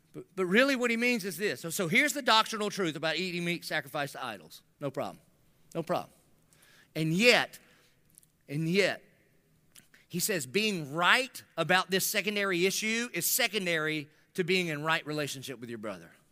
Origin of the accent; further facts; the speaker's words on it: United States; being American